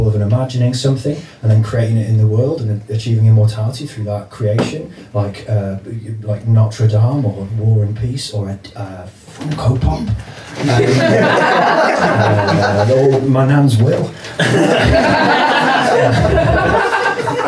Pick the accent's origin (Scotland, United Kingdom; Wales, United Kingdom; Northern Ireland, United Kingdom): Wales, United Kingdom; North; I'm from North Wales